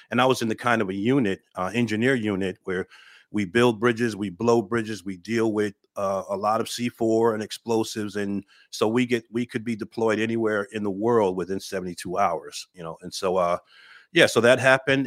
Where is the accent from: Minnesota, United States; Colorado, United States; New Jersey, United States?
New Jersey, United States; Paterson; moved away as an adult; I'm originally, uh, born and raised in Patterson, New Jersey